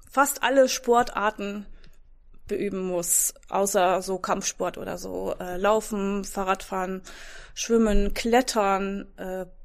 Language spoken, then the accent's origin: German; Netherlands; now in Emlichheim, Germany; Ähm, ur ursprünglich komme ich aus den Niederlanden, und ich bin im Moment 47 Jahre alt, habe drei Kinder